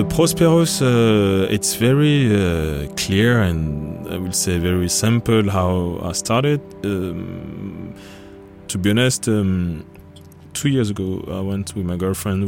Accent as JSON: {"language": "English", "town": "Paris", "region": "Île-de-France", "country": "France", "tie": "born or raised there", "moved": "as an adult", "lives_now": "Copenhagen, Denmark", "said": "I'm from France, born in Paris, and at the moment I'm doing electronic music, basically ambient music or sound, and I'm living in Copenhagen since 2011."}